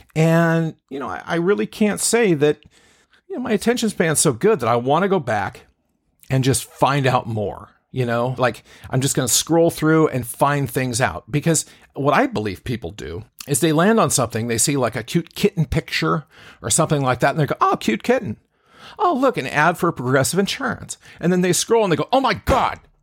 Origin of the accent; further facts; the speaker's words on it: Seattle, Washington, United States; I'm a guy from Seattle